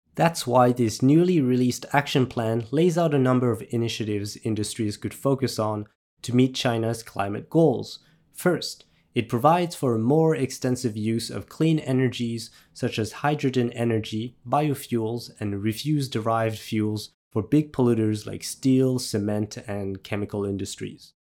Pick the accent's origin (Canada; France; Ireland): France; I was raised in France